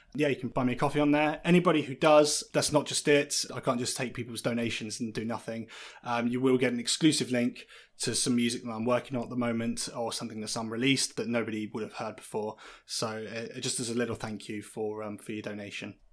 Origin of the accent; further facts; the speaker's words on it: Lincolnshire, East Midlands, United Kingdom; now in Brighton, United Kingdom; I spent a large part of my time growing up in Lincolnshire